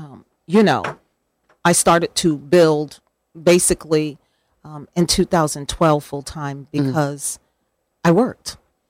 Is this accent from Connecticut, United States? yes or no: yes; New Haven, Connecticut, United States; I was born and raised in New Haven.